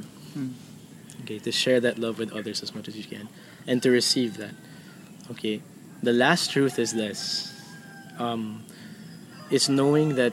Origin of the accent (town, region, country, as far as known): Philippines